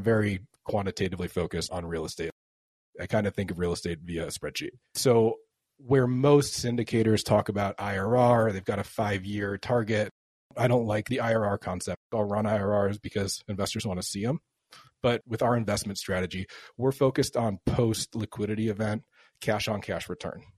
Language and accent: English; Chicago, Illinois, United States; now in Portland, United States; I'm from Chicago